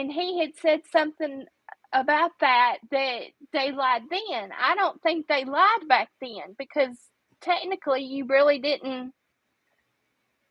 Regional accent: Memphis, Tennessee, United States; I grew up in Memphis. I grew up in Memphis, but I live in a small town now.

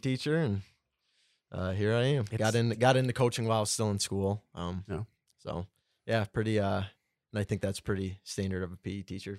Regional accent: Clare, Michigan, United States; born and raised in Clare.

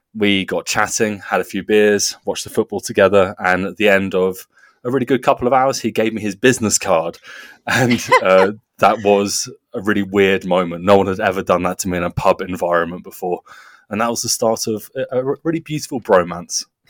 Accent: Guildford, South East England, United Kingdom; moved away as an adult; also born or lived in North Germany / Portland; now in Nuremberg, Germany; I am from Guildford in Surrey in southern England.

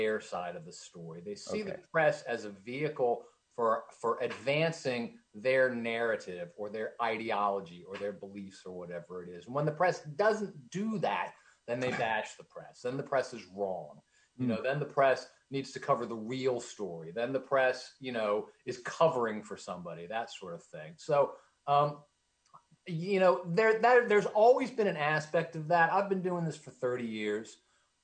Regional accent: Lancaster, Pennsylvania, United States; moved away as an adult; also born or lived in Pittsburgh, Pennsylvania; now in Southeast Florida, United States; I spent 22 years in my hometown, actually, working with Lancaster newspapers

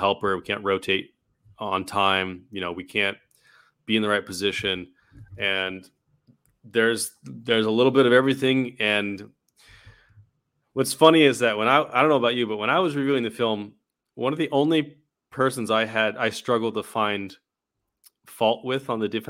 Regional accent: California, United States; moved away; I got my nickname in college was … actually, from Remember the Titans. You remember that movie? Because I was from California.

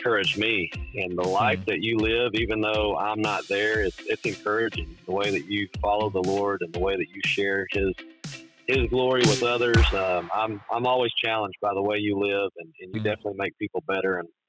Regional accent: Missouri, United States; now in Orlando, United States; I'm a kid from Southeast Missouri that ended up going to a great town like Paragould

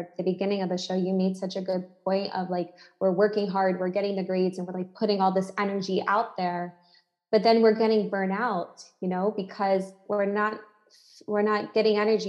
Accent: United States; moved away as an adult; now in Lisbon, Portugal; As an American citizen

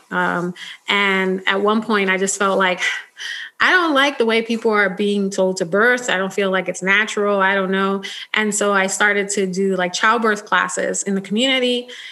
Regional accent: United States; I was born in the United States

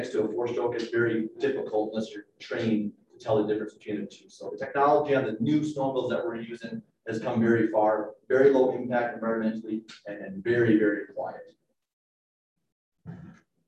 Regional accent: Minnesota, United States; now in Steamboat Springs, United States; I grew up in Minnesota

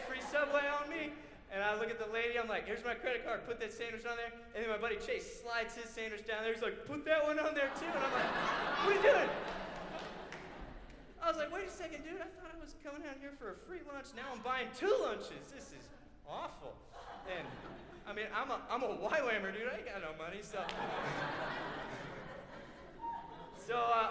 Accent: Florida, United States; I grew up in Florida

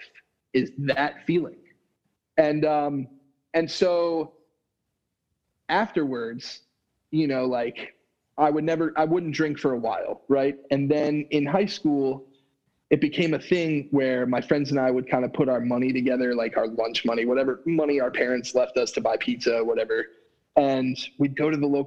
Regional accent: Florida, United States; I grew up down here in Florida

